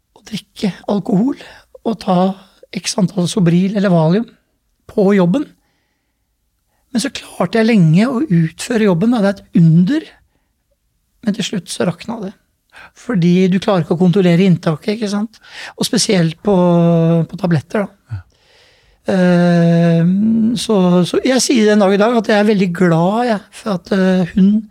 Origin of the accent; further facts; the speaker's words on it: Oslo, Norway; Jeg vokste opp i Groruddalen, på Stovner.